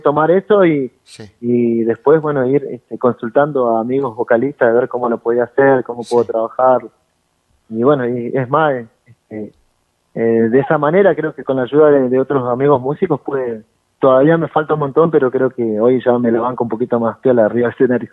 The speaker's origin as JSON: {"language": "Spanish", "country": "Argentina", "said": "allá de, la zona de Junín"}